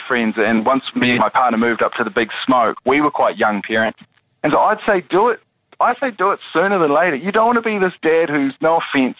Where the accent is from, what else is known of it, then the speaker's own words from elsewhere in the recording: New Zealand; because I'm a New Zealander.